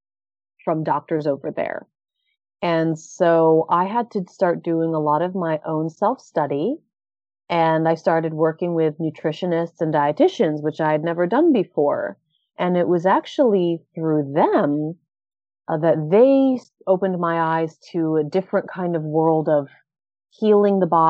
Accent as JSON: {"language": "English", "town": "Orlando", "region": "Florida", "country": "United States", "tie": "born or raised there", "also_born_or_lived": "New York / Thailand / Japan", "moved": "as an adult", "said": "I've spent the last 15 years in New York, Thailand, and Japan. And I'm now back in my hometown of Orlando."}